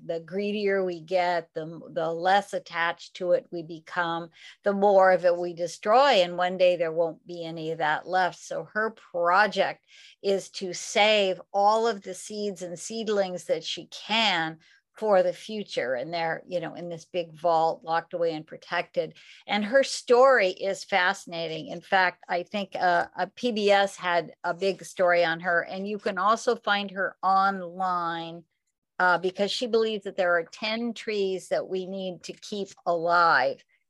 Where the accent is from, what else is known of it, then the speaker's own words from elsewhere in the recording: the Northwest, Pacific Northwest, United States; now in California, United States; I grew up in the Northwest, so I had a lot of evergreens